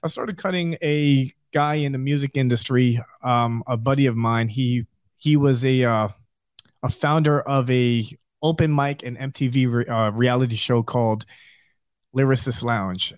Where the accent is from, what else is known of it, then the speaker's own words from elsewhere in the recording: New York, United States; moved away as an adult; now in Southwest Florida, United States; I'm originally from New York